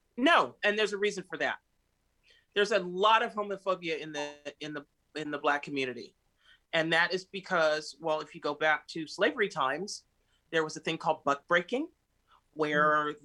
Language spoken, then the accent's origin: English; United States; moved away as an adult; also born or lived in Miami; now in Rome, Italy; I'm an American